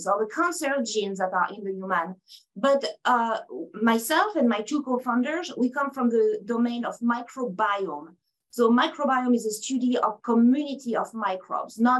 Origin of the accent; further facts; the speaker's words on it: France; accent: French; English is a second language; moved away as an adult; now in United States; I have an accent, and it's very French. So I'm from France. I moved in the States about 23 years ago now